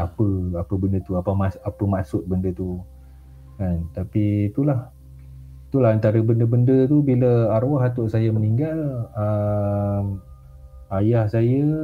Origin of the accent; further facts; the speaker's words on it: Raub, Pahang, Malaysia; also born or lived in Pekan, Pahang / Rompin, Pahang; saya asal Raup, lahir di Raup Pahang